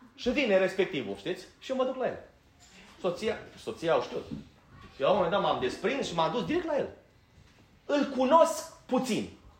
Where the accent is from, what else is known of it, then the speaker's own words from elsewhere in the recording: Banat, Romania; moved away; eu din Banat